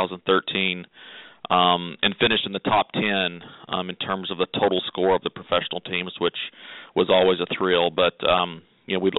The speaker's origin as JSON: {"language": "English", "town": "Florence", "region": "Alabama", "country": "United States", "tie": "born or raised there", "said": "Stuart and I grew up together. We're both from Florence, that area where the Healing Place is located."}